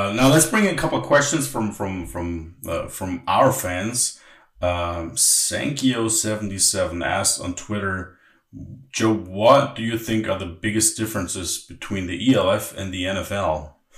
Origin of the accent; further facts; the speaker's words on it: Berlin, Germany; moved away; also born or lived in Hamburg; I'm actually from Berlin and I lived in Hamburg for many many mm-hmm. years.